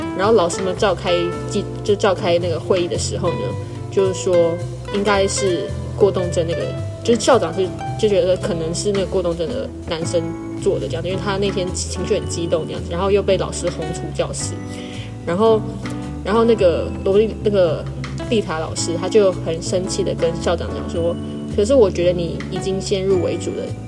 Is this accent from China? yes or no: no; Taiwan; 我自己本整个人就是有一点就是台湾，然后也有一点，就是我从小是吃双语长大的